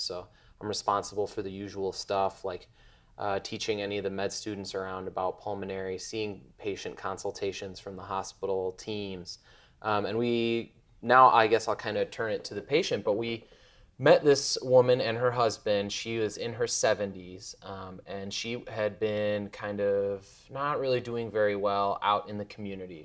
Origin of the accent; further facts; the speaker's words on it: Chicago, Illinois, United States; also born or lived in Bloomington; now in Indianapolis, United States; I'm from Chicago